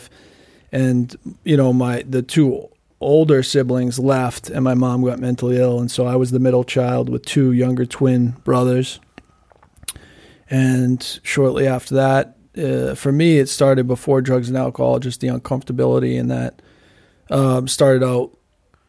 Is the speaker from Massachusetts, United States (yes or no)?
yes; Newburyport, Massachusetts, United States; moved away as an adult; also born or lived in Boston / New York City; I grew up on the North Shore of Massachusetts in Newburyport